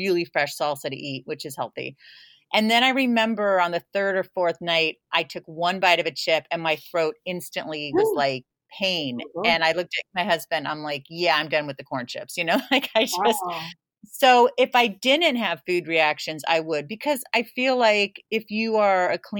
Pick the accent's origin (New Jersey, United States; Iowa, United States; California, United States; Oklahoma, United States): California, United States; San Jose; moved away; where I grew up in South San Jose, next to Almaden Valley.